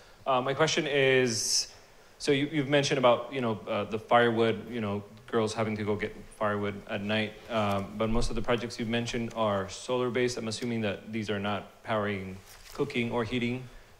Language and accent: English; Costa Rica; I'm from Costa Rica.